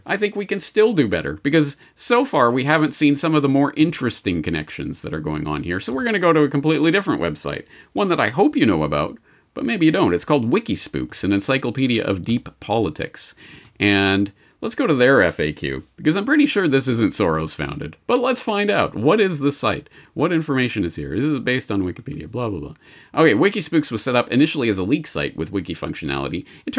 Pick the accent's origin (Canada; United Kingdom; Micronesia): Canada; I'm Canadian, folks, honest.